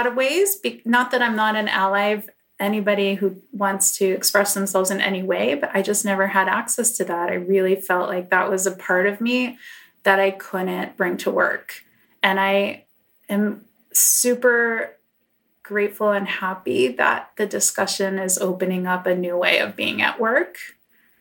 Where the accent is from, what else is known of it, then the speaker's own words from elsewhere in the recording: New York, United States; moved away as an adult; now in Los Angeles, United States; I grew up in New York, but I came out to LA in 2007